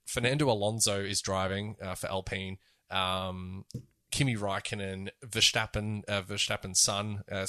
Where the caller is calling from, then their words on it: Bahrain; I'm calling from Bahrain. We're not even in Europe.